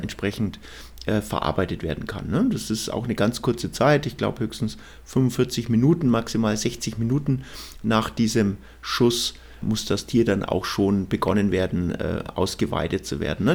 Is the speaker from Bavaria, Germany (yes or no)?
yes; Bavaria, Germany; bei uns in Bayern